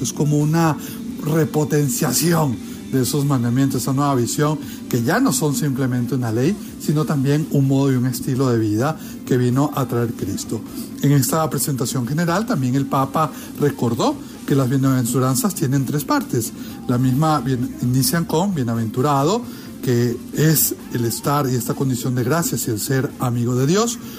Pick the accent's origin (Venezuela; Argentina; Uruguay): Venezuela; Desde mi querida Venezuela, mi tierra natal